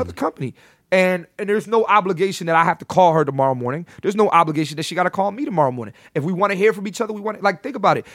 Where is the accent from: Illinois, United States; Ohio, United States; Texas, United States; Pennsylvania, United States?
Pennsylvania, United States; Philadelphia; also born or lived in New York; I'm born and raised in Philly